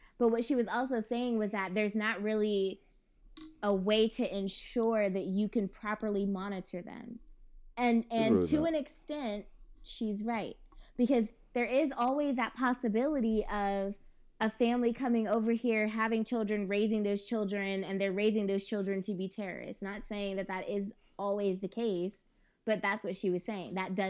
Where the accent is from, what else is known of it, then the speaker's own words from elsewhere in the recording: Yuba City, California, United States; Yuba City.